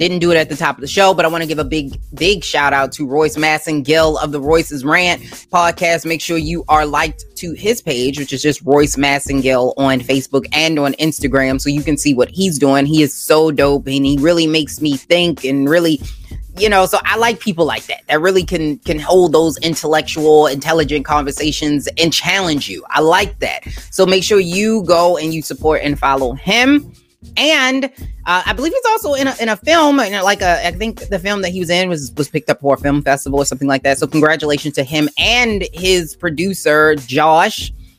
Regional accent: Baltimore, Maryland, United States; Growing up in Baltimore, I appreciate you being here.

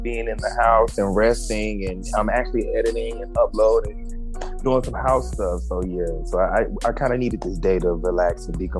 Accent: Raeford, North Carolina, United States; moved away as an adult; also born or lived in Atlanta, Georgia; I'm from Rayford, North Carolina. It's a very, very, very small town.

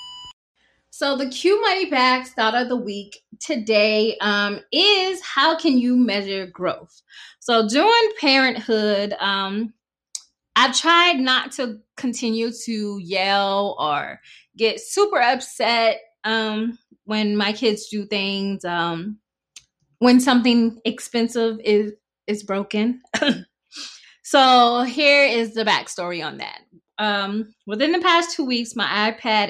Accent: South Carolina, United States; accent: Geechee Gullah; I speak fluent Gichee Gullah. I'm from South Carolina. I pronounce STR words wrong

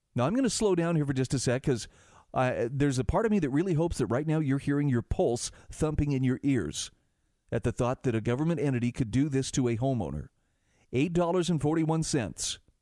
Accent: Utah, United States; my home state of Utah

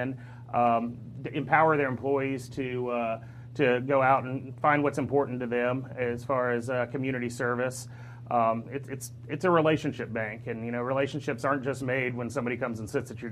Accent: Gainesville, Florida, United States; it's a community that's near and dear to my heart because I grew up here.

